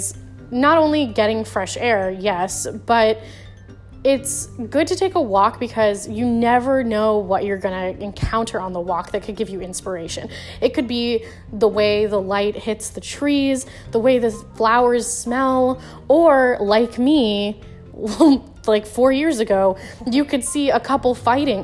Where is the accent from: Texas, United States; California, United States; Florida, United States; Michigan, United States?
Florida, United States; my home state of Florida